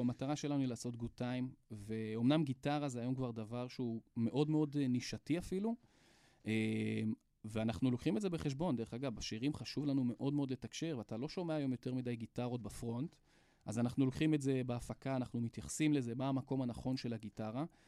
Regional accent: Hadera, Haifa District, Israel; אני מחדרה

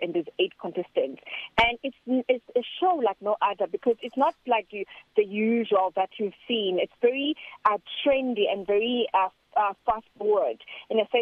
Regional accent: South Africa; I'm from South Africa.

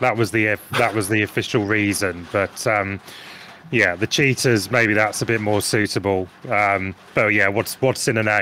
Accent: England, United Kingdom; I come from England

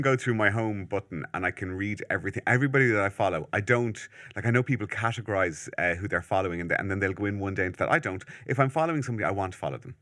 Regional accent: Malahide, Leinster, Ireland; where I'm from Malahide

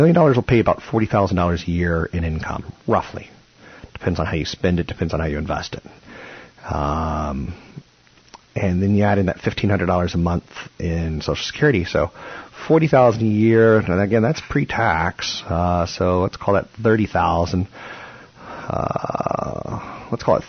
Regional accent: Iowa, United States; And I grew up in Iowa, where my daddy might have been a farmer

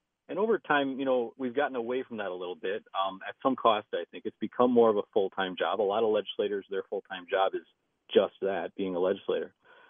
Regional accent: St. Paul, Minnesota, United States; also born or lived in Madison, Wisconsin; I'm a Minnesota native. I grew up in St. Paul, went to Highland Park.

